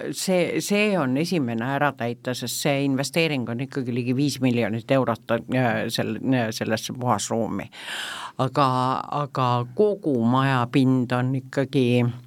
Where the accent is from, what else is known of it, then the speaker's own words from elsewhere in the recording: Tallinn, Harju County, Estonia; ma olen eluaeg tallinlane olnud